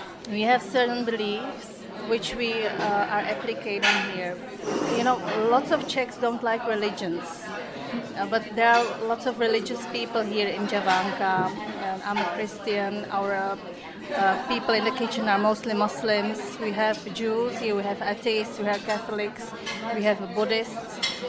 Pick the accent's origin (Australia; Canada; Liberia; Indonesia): Indonesia; I was born here, and this business, well, it's because I'm from Indonesia originally, and there was no Indonesian restaurant here